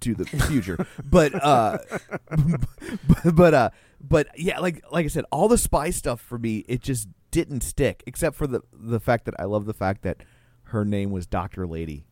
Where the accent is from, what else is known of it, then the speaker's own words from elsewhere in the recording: United States; as an American